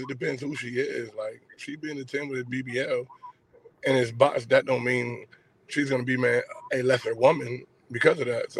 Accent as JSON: {"language": "English", "town": "Rochester", "region": "New York", "country": "United States", "said": "Rochester, New York."}